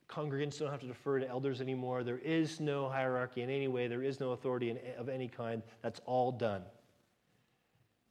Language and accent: English; United States; moved away; as an American